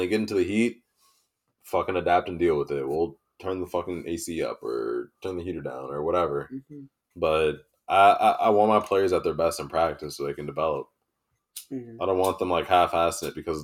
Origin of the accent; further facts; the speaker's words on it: Wisconsin, United States; we grew up in Wisconsin